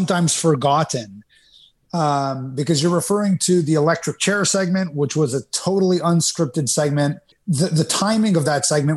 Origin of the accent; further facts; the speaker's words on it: Canada; where I was growing up in Canada